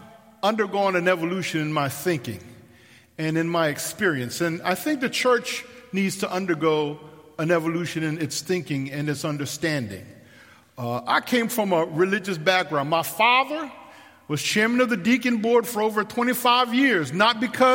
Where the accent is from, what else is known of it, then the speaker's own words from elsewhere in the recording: Coatesville, Pennsylvania, United States; I was raised in Coatesville, Pennsylvania, on a street called Coates Street